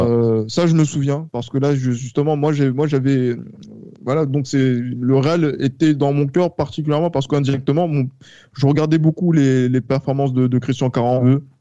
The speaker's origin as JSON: {"language": "French", "country": "France", "said": "en tant que Français, moi petit justement, donc euh, qui découvre le football"}